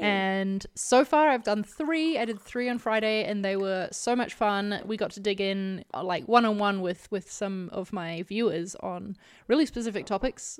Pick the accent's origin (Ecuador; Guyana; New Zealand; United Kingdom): New Zealand; as a New Zealander